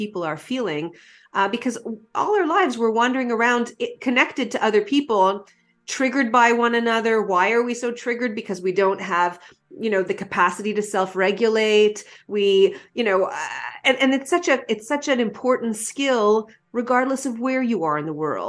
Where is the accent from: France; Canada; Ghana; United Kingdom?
Canada; as a Canadian